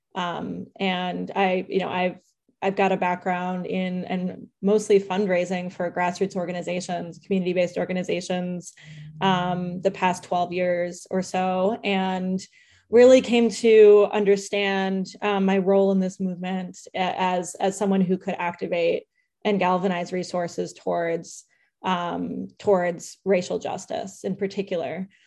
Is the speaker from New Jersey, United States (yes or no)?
no; San Jose, California, United States; I was born in San Jose